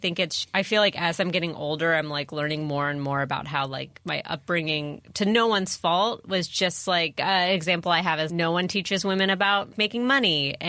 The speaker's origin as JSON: {"language": "English", "town": "San Diego", "region": "California", "country": "United States", "tie": "born or raised there", "said": "Yeah. San Diego is weird because my school was, a lot of kids had parents in the military and everything."}